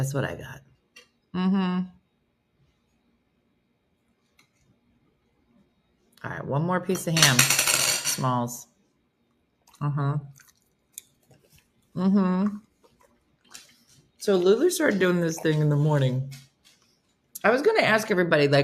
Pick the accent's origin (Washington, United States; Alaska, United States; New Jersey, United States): New Jersey, United States; I'm from New Jersey